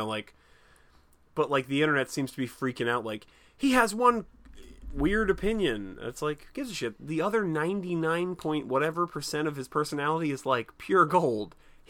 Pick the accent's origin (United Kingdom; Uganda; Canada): Canada; I'm Canadian.